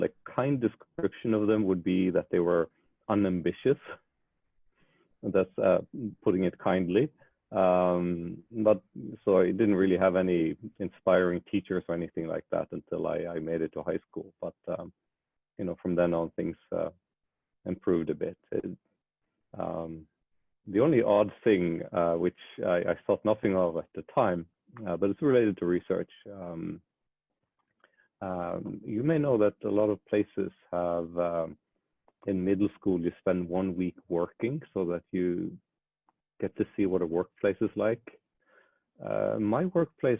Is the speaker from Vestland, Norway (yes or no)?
yes; Bergen, Vestland, Norway; moved away; I come from Bergen, Norway.